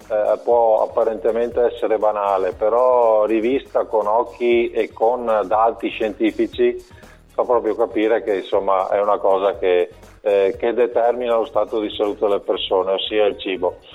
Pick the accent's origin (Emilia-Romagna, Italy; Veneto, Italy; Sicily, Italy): Veneto, Italy; Monselice; sono, sono proprio di Monselice.